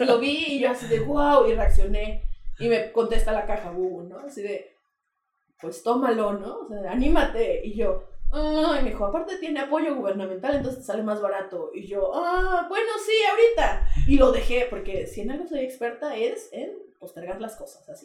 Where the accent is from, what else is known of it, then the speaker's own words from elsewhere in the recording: Querétaro, Mexico; sí soy queretana, este... De toda la vida también